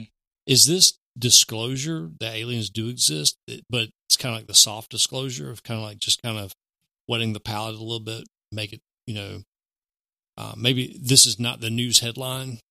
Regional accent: the South, United States; here growing up in the South

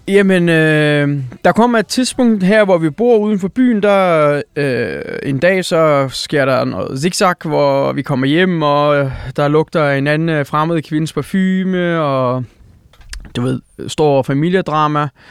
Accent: Odense, Southern Denmark, Denmark; Danish is a second language; also born or lived in Eskişehir, Turkey; det område, hvor jeg er opvokset. Hmm vi, vi flytter til Senderum

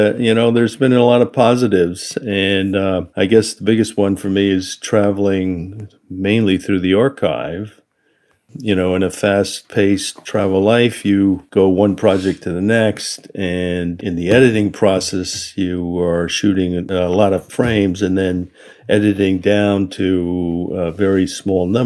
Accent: United States; I'm Japanese American.

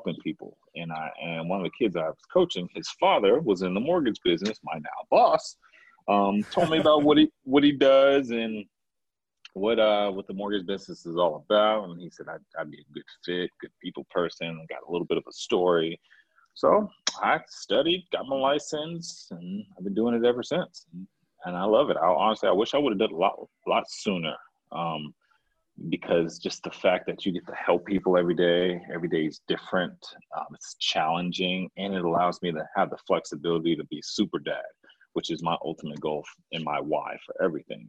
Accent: Houston, Texas, United States; moved away as an adult; also born or lived in Arizona; born and raised in Houston, Texas.

